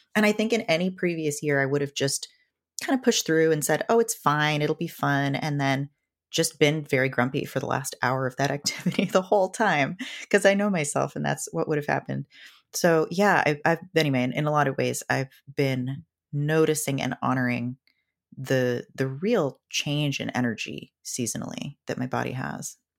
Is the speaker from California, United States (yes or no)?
no; Seattle, Washington, United States; I grew up in Seattle